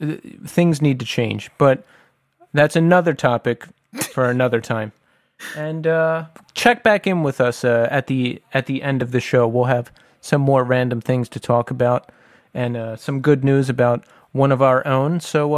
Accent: Bristol Township, Pennsylvania, United States; I grew up in Bristol Township for a little bit. I used to live in Margot Gardens

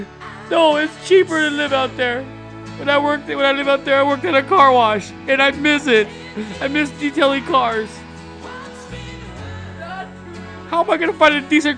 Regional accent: California, United States; moved away as an adult; also born or lived in Texas; I live in Texas like, what, 6-7 years? And for anybody who cares, I was born and raised in California, but I moved out to Texas.

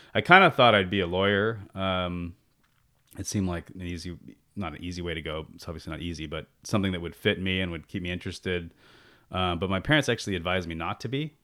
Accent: San Jose, California, United States; also born or lived in Santa Barbara; I grew up in, uh, San Jose. I'm actually a fifth generation San Josean, uh, and grew up in East San Jose

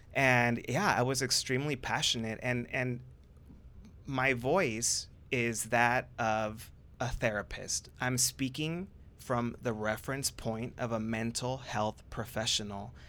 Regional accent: Orange County, California, United States; I am originally from Orange County, which, by the way, y'all, is not what you see on T V. I grew up, I grew up middle class

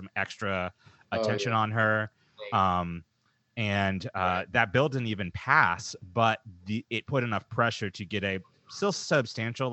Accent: Dallas, Texas, United States; now in Seattle, United States; I grew up in Dallas

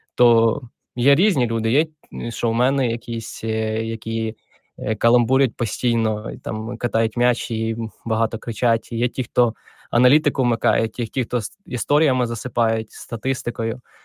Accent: Dnipropetrovsk Oblast, Ukraine; Я народився в Вінницькій області, а потім переїхали ми з батьками в Дніпропетровську

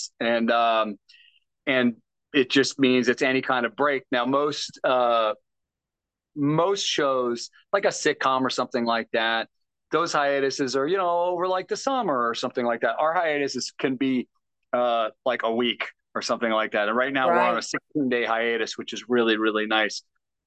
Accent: Tucson, Arizona, United States; moved away as an adult; also born or lived in St. Louis, Missouri; now in Los Angeles, United States; I'm originally from St. Louis, and then my parents, we moved to Tucson when I was in third grade, and then I went to high school and college in Tucson

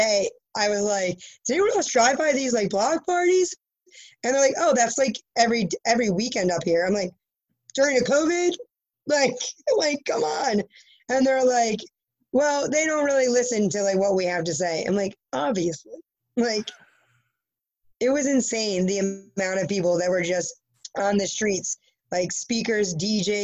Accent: New Jersey, United States; I'm from New Jersey.

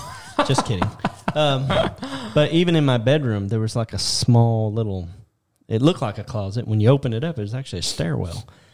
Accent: Detroit, Michigan, United States; now in Tennessee, United States; I was born in Detroit, Michigan, and I lived in Detroit.

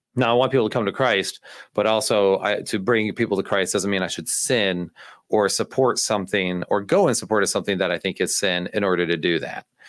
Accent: United States; I'm such an American in this area

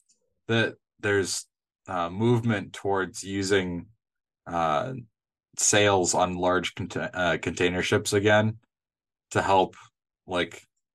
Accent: Midwest, United States; accent: Midwestern; that's a you are in my Midwestern accent, by the way.

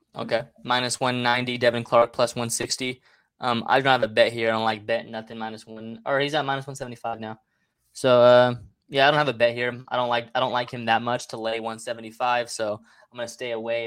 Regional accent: Mexico; all my people in my home country, Mexico

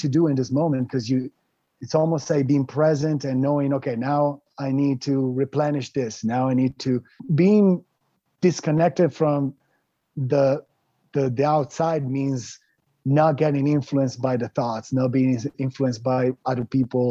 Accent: Italy; I grew up in Italy

